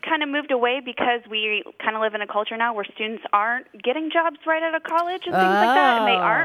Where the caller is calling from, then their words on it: Cleveland, Ohio, United States; I'm calling from Cleveland, Ohio